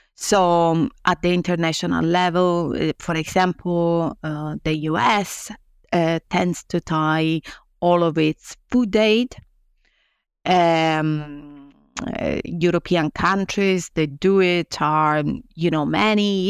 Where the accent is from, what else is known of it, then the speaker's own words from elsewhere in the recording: Italy; moved away as an adult; also born or lived in Rome; now in Nottingham, United Kingdom; I came from Italy, a place where twenty-five years ago, academia was very different from now